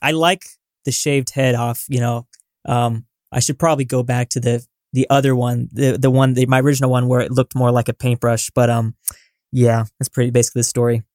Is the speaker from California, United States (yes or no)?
yes; Southern California, United States; I'm from Southern California